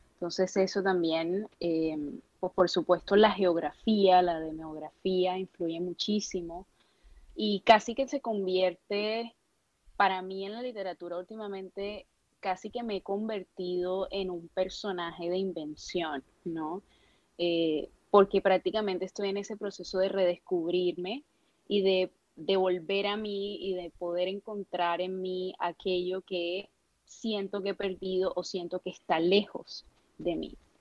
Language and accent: Spanish; Cartagena, Bolívar, Colombia; moved away; yo soy del Caribe, soy de Cartagena